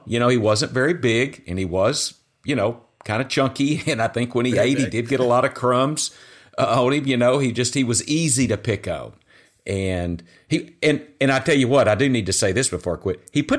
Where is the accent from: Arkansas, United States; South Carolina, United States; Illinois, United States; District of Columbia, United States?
Arkansas, United States; I'm from Arkansas.